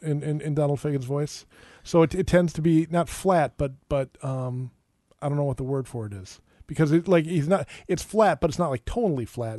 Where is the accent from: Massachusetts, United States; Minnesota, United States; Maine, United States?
Minnesota, United States; Minneapolis; I, I, grew up in Minneapolis